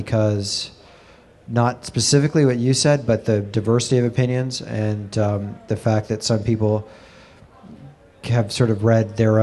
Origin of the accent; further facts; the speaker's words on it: New York, United States; I'm a New Yorker and born here and raised here